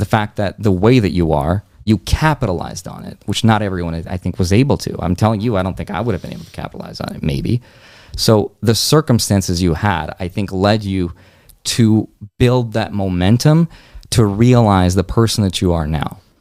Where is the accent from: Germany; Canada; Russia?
Russia; moved away; I was born in Russia, like mm-hmm. in a mm-hmm. broke country. Right? Had I been born like one door to the right, I would have never even been able to leave that country